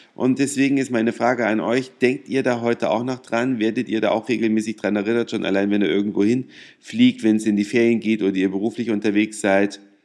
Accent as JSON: {"language": "German", "country": "Germany", "said": "als Deutsche"}